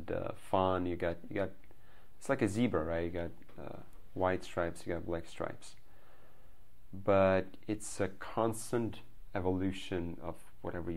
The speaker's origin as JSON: {"language": "English", "country": "Belarus", "moved": "as an adult", "lives_now": "Silicon Valley, United States", "said": "I'm from Belarus, which you just said. It's a small country in Eastern Europe."}